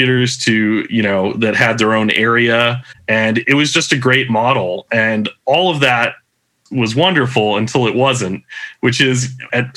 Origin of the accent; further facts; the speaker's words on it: Southern California, United States; moved away as an adult; now in Japan; I grew up in Southern California, typical middle-class household.